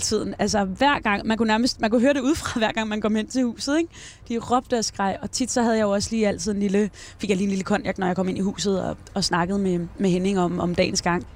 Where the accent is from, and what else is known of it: Denmark; born or raised there; now in Esbjerg, Denmark